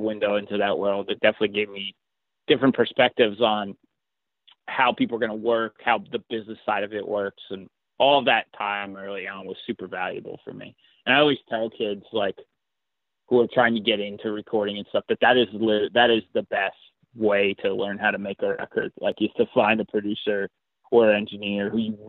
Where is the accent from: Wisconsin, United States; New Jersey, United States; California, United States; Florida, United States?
New Jersey, United States; It's just New Jersey, man. I curse a lot